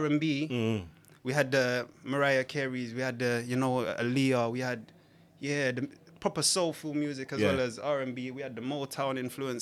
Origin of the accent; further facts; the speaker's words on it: London, United Kingdom; also born or lived in St. Elizabeth, Jamaica; I grew up in Waterloo and Blackfriars